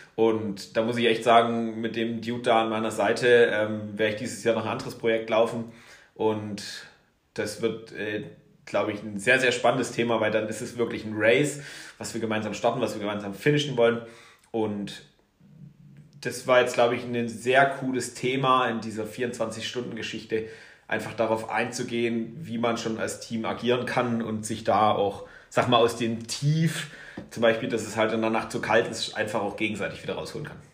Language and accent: German; Erzgebirge, Saxony, Germany; now in Garmisch-Partenkirchen, Germany; im Erzgebirge bin ich groß geworden